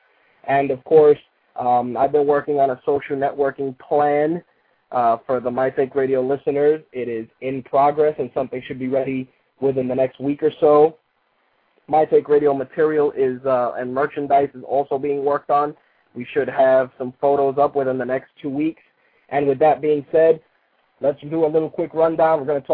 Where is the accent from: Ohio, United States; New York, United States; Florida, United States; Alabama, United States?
New York, United States; as soon as I start talking, though, depending on who's listening, they go, they know automatically I'm from New York.